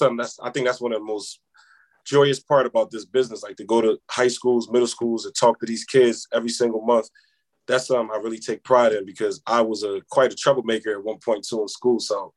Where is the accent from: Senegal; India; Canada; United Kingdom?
Senegal; I'm from Senegal, by the way. So last year, I also went back home to Senegal. We was able to feed 1,000 people in my village back home.